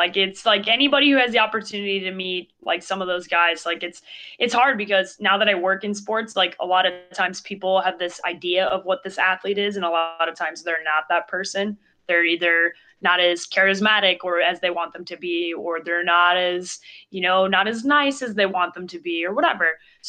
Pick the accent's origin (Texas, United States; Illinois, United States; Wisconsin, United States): Illinois, United States; Chicago; Well, I grew up in Chicago, so that's usually the easiest way to become a Bears fan.